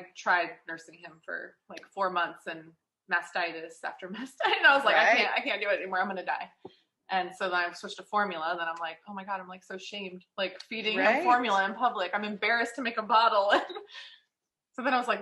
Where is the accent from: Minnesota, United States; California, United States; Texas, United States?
California, United States; San Diego; moved away as an adult; also born or lived in Las Vegas; I am from San Diego, moved to Vegas when I was 19, 18